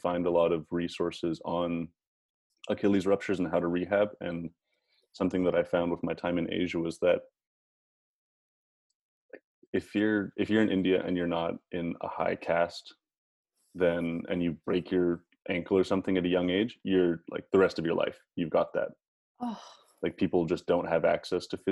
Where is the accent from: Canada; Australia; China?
Canada; Calgary, Alberta; moved away; also born or lived in Phoenix; I'm from Calgary, and then I moved to Phoenix.